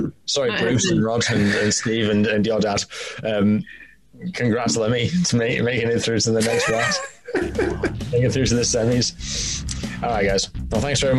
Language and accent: English; York, Yorkshire and the Humber, United Kingdom; accent: Northern; I'm from Old York.